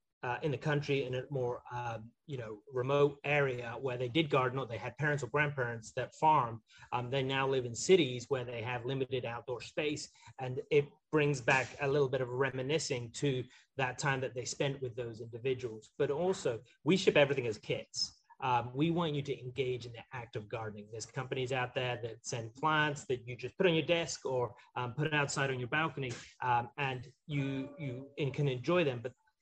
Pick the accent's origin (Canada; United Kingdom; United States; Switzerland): United Kingdom; Scotland; I grew up in the Highlands of Scotland and have always had an affinity with gardening.